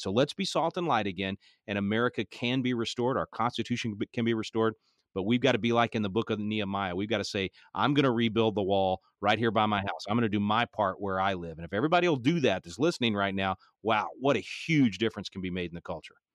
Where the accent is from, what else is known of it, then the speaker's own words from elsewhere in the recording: Texas, United States; I'm a Texan